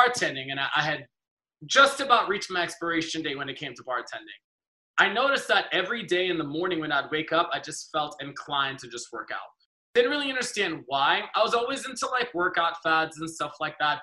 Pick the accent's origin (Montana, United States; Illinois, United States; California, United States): California, United States; Los Angeles; also born or lived in Trinidad and Tobago; I grew up